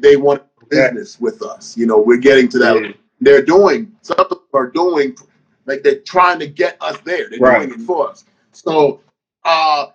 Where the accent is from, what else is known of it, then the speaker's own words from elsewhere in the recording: New York City, New York, United States; also born or lived in Virginia / Panama; I was raised in Brooklyn